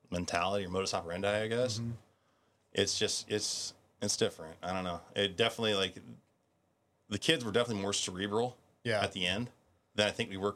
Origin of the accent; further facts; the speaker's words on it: Guam; I I am so thankful that I was raised in Guam.